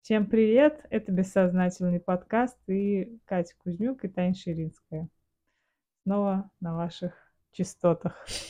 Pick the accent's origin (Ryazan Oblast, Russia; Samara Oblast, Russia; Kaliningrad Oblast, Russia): Samara Oblast, Russia; Samara; now in Moscow, Russia; Родом мы с Катей из Самары. Вот, Самара родной город